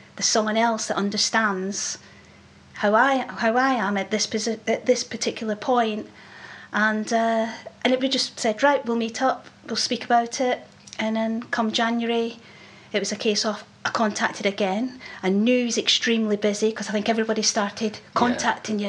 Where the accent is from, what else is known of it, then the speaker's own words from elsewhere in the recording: Scotland, United Kingdom; accent: Scottish; I didn't realise how Scottish I was